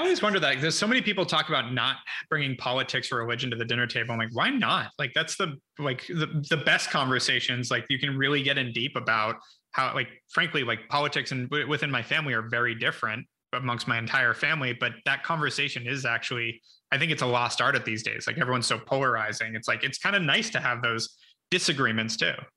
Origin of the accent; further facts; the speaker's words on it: Ojai, California, United States; also born or lived in Los Angeles / Santa Monica; born in West LA, in, then in Santa Monica till I was six, then moved up to Ojai for my childhood.